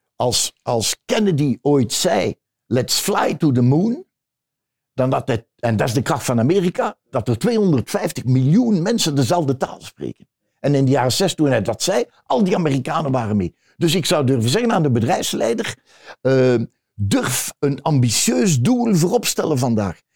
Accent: Ghent, Flanders, Belgium; Nee, ik ben niet van Antwerpen. Eh, ik ben van Gent

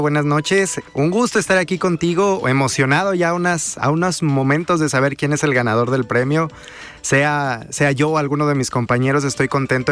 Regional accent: Mexico; nosotros somos juzgados como mexicanos

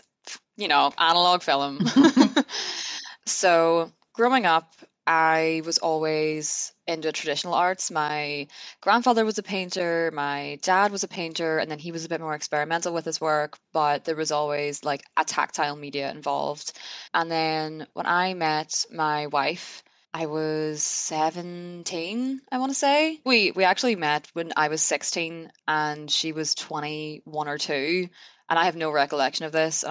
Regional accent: Derry, Northern Ireland, United Kingdom; I grew up in Derry in Northern Ireland

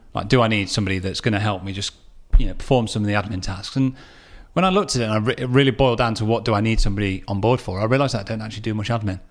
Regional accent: Derby, East Midlands, United Kingdom; my hometown of Derby

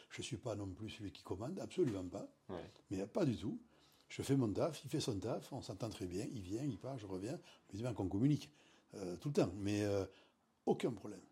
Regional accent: Anglet, Nouvelle-Aquitaine, France; Mes parents habitaient Anglette

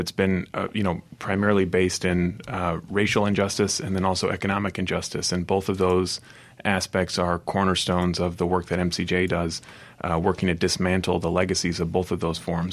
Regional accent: Michigan, United States; moved away as an adult; now in Mississippi, United States; I'm originally from Michigan, came to Mississippi about thirteen years ago

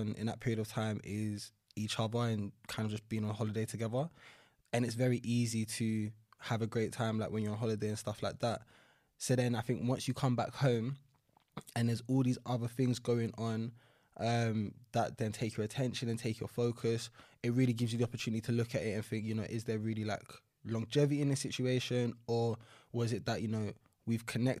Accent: London, United Kingdom; Northeast London, so like the Chingford, Walthamstow area.

